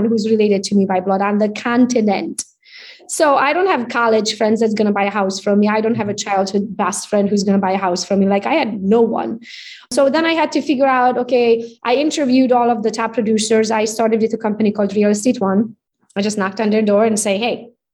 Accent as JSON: {"language": "English", "country": "Romania", "tie": "born or raised there", "second_language": "English", "moved": "as an adult", "lives_now": "Michigan, United States", "said": "So I came as an immigrant. You can hear it from my accent. I'm Hungarian by nationality. I was born in Romania, though, so I speak both languages"}